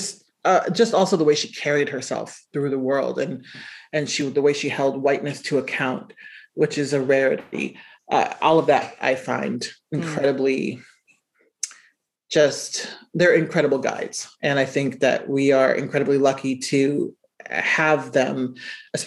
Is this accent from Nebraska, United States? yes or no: yes; Omaha, Nebraska, United States; I was writing stories about being from Nebraska. And, you know, I grew up in Omaha.